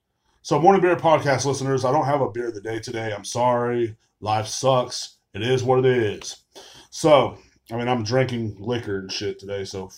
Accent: Texas, United States; Are you from Texas? I was like, yeah, I'm born and raised, man.

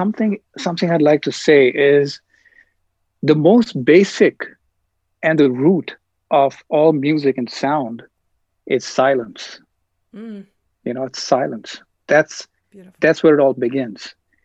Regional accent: New Delhi, Delhi, India; now in Queens, United States; So I grew up in New Delhi, India. And then I grew up in Queens, New York.

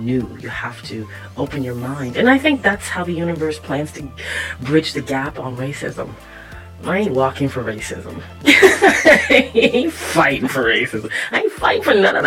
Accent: Toronto, Ontario, Canada; I was born in Scarborough, Ontario

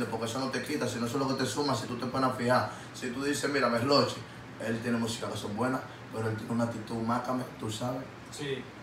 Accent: Paraguay; Yo no Yo soy paraguayo, te lo van a dar conmigo los dos.

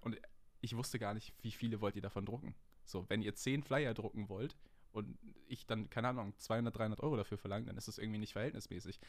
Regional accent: Hamburg, Germany; Ich bin 20 Jahre alt und ich komme aus Nähe Hamburg

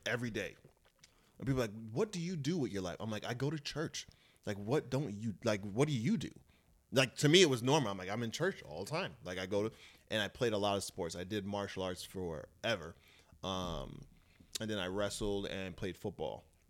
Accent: Brentwood, New York, United States; moved away as an adult; also born or lived in Alaska / Jamaica, Queens; now in Los Angeles, United States; I grew up in, uh, Brentwood, Long Island, and, uh, a little bit in Jamaica, Queens

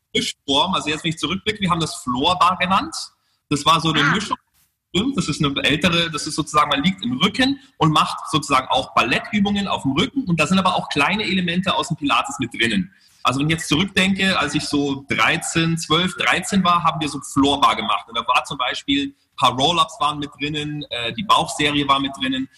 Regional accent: Munich, Bavaria, Germany; moved away; also born or lived in Monte Carlo / United States; in Thalkirchen, wo ich aufgewachsen bin

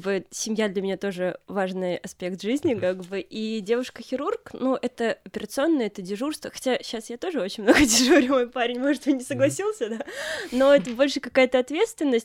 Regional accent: Minsk, Belarus; also born or lived in Grodno; Сама я вообще из Минска, поехала в Гродно

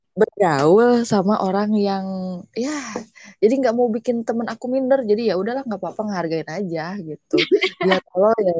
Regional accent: West Java, Indonesia; saya itu Sunda banget

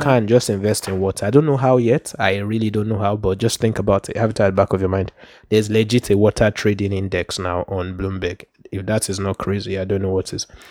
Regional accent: Port Harcourt, Rivers State, Nigeria; growing up in Port Harcourt

